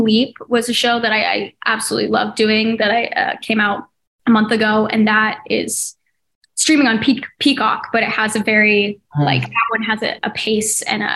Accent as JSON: {"language": "English", "region": "Oregon", "country": "United States", "tie": "born or raised there", "moved": "yes", "said": "We grew up in Oregon"}